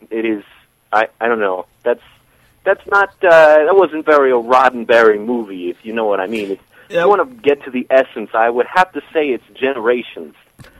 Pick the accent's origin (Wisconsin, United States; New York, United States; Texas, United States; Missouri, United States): New York, United States; Brooklyn; I'm from Brooklyn, all right?